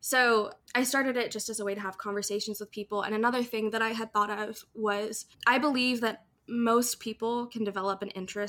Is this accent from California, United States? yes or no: no; Maryland, United States; moved away as an adult; also born or lived in Savannah, Georgia; now in Chicago, United States; I currently live in Chicago, Illinois, but I'm originally from Maryland. So I grew up on the Chesapeake Bay